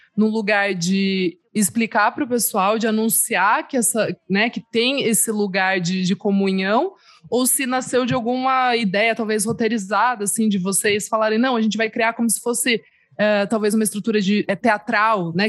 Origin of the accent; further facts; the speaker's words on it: São Paulo, Brazil; Eu que sou, né, aqui de São Paulo, moro aqui